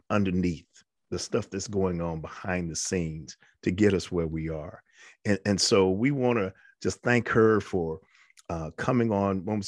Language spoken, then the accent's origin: English; New York, United States; I'm from New York